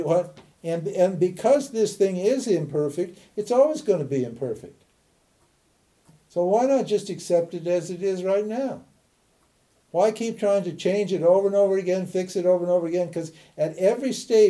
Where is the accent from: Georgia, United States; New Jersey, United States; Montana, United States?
Montana, United States; I'm a redneck from Montana